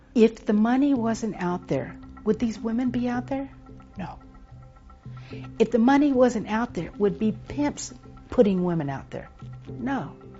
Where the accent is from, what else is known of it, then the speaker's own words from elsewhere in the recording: Texas, United States; moved away; I was born and raised in Texas.